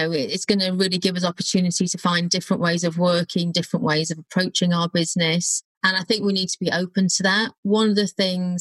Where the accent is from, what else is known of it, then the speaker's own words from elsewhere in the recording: Wrexham, Wales, United Kingdom; moved away; I don't think there's many £2 million houses near Wrexham, not the part I was from anyway